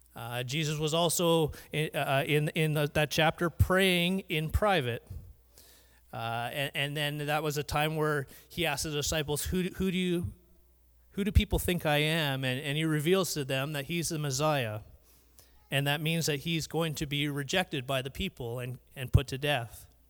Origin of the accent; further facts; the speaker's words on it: Surrey, British Columbia, Canada; I grew up in Vancouver. Uh, Surrey more specifically